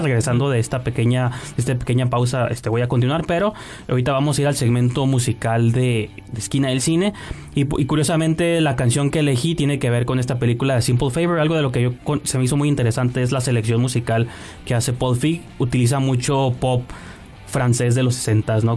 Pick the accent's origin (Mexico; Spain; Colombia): Mexico; como, mexicanos